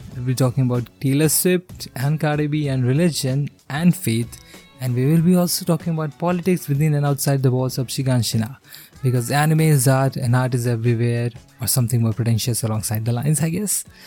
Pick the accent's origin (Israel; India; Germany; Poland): India; I grew up in India during the 2000s